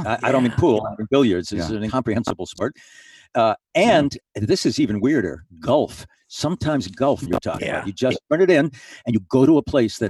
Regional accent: Chicago, Illinois, United States; born there; Actually, I was born in Chicago.

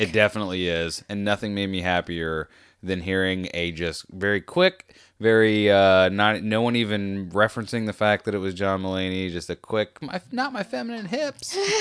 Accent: United States; was born in America. Okay, I'm American.

